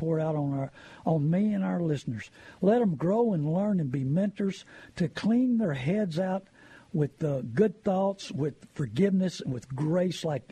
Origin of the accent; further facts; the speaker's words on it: New Braunfels, Texas, United States; I was born and raised in New Braunfels.